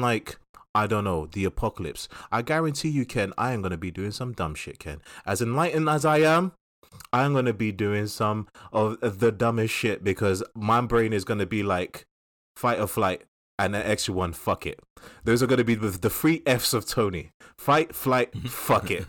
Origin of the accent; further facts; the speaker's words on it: London, United Kingdom; we grew up in Southeast London